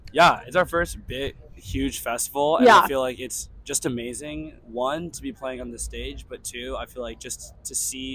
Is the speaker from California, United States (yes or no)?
yes; Bay Area, California, United States; now in San Luis Obispo, United States; I'm from the Bay Area.